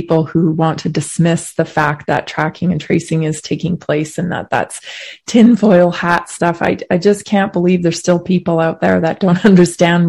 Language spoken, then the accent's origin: English; Canada; moved away; I'm Canadian, so I have a lot of friends and family still there